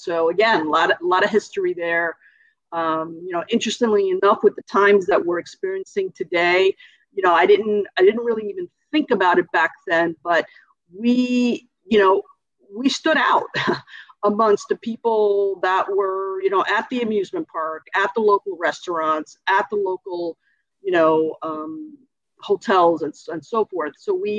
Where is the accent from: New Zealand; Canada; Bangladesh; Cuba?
Cuba; now in United States; And when we came from Cuba, we did have that option.